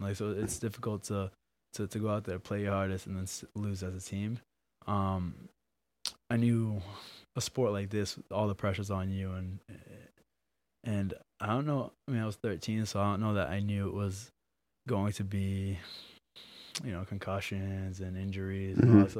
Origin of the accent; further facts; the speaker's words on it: Abington, Massachusetts, United States; I'm from Abington.